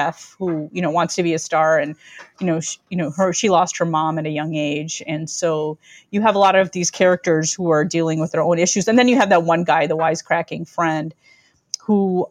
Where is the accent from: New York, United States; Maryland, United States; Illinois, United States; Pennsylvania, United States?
Illinois, United States; Chicago; I was born in Chicago, raised in the northern suburbs